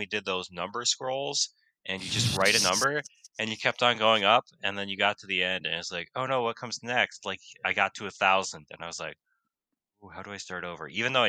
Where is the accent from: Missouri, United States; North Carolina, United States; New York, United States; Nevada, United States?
New York, United States; Rochester; as much as I hate Rochester, because I grew up there, it's kind of a cool town. It's like up and coming too.